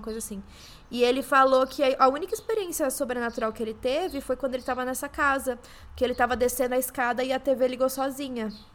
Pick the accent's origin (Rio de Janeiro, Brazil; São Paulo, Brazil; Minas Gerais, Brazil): São Paulo, Brazil; São João da Boa Vista; eu sou de São João da Boa Vista